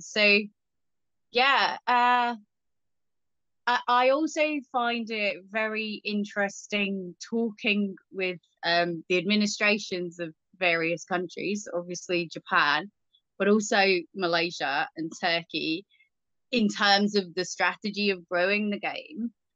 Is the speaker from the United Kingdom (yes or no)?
yes; England, United Kingdom; growing up in England